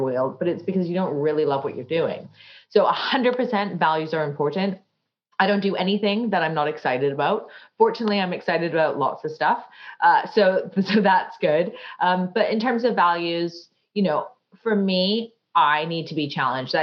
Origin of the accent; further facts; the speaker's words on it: Canada; now in London, United Kingdom; I grew up in Canada